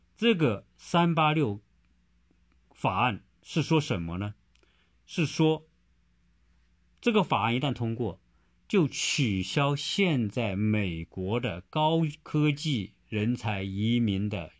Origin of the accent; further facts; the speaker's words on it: China; now in United States; 在各具体事情上，我们中国人还是一条龙